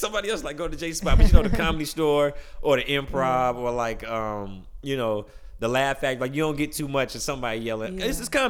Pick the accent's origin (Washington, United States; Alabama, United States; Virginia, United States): Alabama, United States; Birmingham; moved away; also born or lived in Atlanta; I'm from Birmingham, Alabama.